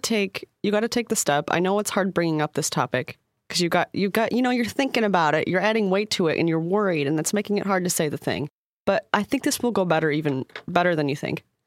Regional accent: Midwest, United States; I'm from the Midwest

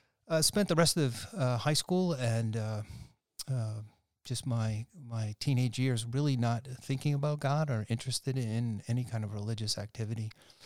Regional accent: Boston, Massachusetts, United States; So I'm originally from Boston, Massachusetts, born and raised in Boston, and moved out to the suburbs in 1958 as a four-year-old.

